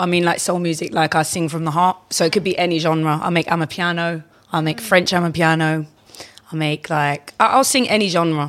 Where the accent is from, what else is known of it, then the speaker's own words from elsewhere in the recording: London, United Kingdom; I was born in London. I grew up in Kensington and I live in Liverpool Street Central.